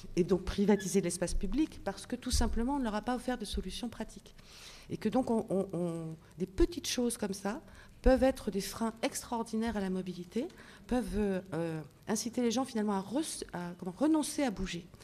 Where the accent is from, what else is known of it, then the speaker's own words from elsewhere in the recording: Paris, Île-de-France, France; Moi, à Lyon, j'arrive, je suis parisienne